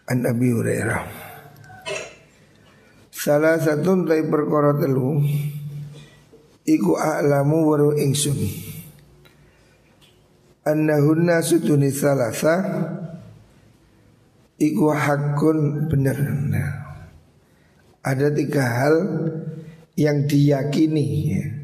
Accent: Java, Indonesia; Makanya kita orang Jawa ini kan Ada istilah tirakat

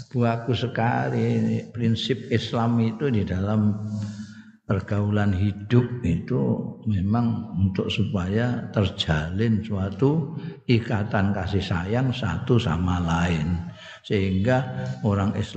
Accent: Java, Indonesia; Afia itu ya wilujeng nek cara aku aku wong Jawa ngertiku ya wilujeng iku.

